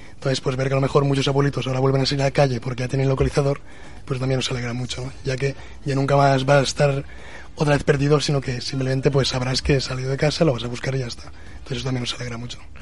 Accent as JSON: {"language": "Spanish", "town": "Zaragoza", "region": "Aragon", "country": "Spain", "said": "nosotros estamos aquí en Zaragoza y somos de Zaragoza"}